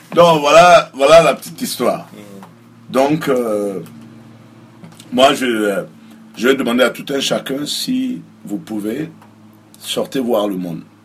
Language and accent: French; Ouagadougou, Centre, Burkina Faso; moved away as an adult; now in United States; je suis né à Ouaga, j'ai grandi à Ouaga